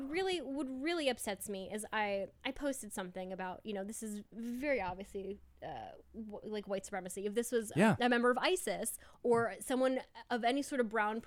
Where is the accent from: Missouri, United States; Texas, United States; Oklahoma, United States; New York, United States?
New York, United States; But it like, I think especially as a New Yorker, your mind is kind of already set to like.